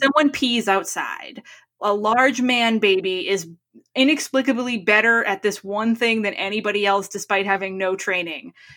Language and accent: English; New England, United States; growing up in New England